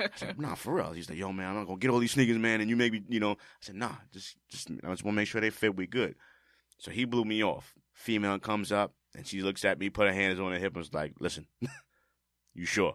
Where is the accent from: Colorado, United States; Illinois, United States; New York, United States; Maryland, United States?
New York, United States; New York City; I'm from the Bronx.